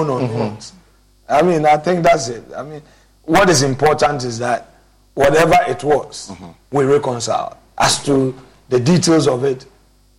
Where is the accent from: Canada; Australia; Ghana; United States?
Ghana; As a Ghanaian